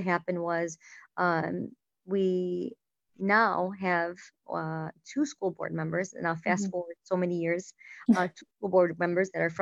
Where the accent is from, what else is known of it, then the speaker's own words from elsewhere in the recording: Dearborn, Michigan, United States; I was born and raised in Dearborn, went to school, high school in Fortson